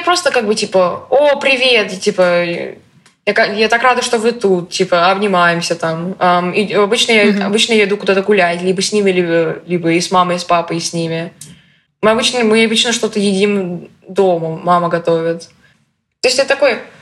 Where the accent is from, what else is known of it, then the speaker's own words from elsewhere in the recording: Russia; moved away; я из России